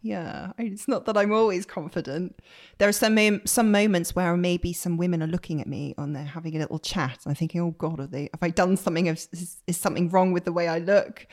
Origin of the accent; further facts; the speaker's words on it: Bristol, South West England, United Kingdom; moved away as an adult; also born or lived in Leeds; now in London, United Kingdom; I grew up in Bristol